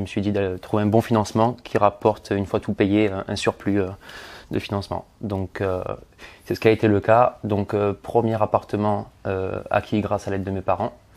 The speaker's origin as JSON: {"language": "French", "town": "Marseille", "region": "Provence-Alpes-Côte d'Azur", "country": "France", "said": "je suis originaire de Marseille"}